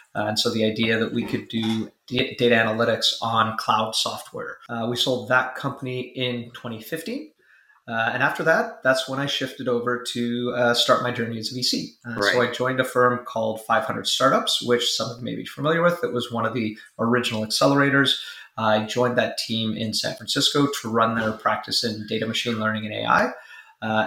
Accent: Vancouver, British Columbia, Canada; moved away as an adult; also born or lived in Silicon Valley; I was born and raised in Vancouver. So grew up here.

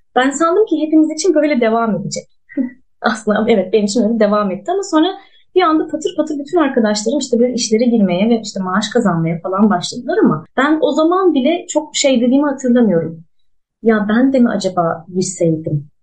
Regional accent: Ankara, Turkey; moved away as an adult; now in Mersin, Turkey; Ankara'da doğdum büyüdüm

